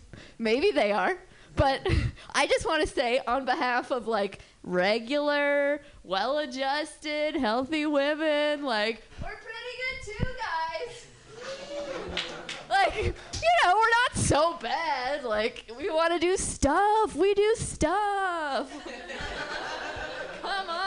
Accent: Berkeley, California, United States; I'm from Berkeley, and I'm Jewish. And growing up, just the most awesome temple

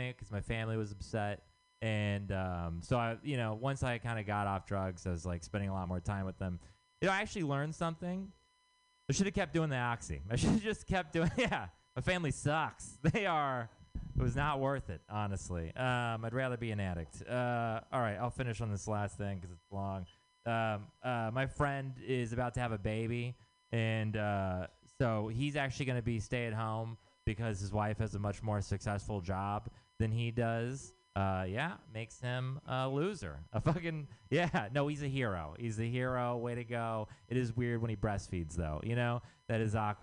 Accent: Texas, United States; moved away; I'm from Texas

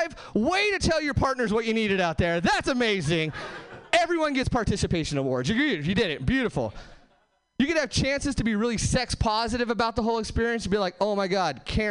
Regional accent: Hesperia, California, United States; now in Seattle, United States; I am from Seattle now. I'm actually from Southern California originally. Nowhere famous, just like the Mojave Desert, Hesperia, California.

